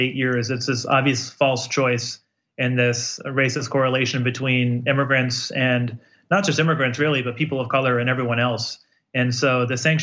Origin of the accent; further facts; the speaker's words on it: Holyoke, Massachusetts, United States; I grew up in Holyoke, a lot of poverty